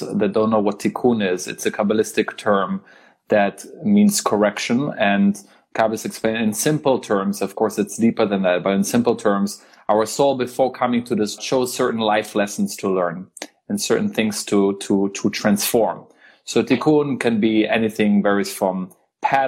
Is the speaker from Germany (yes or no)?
yes; Germany; also born or lived in Israel; I was born in Israel, but I grew up in Germany.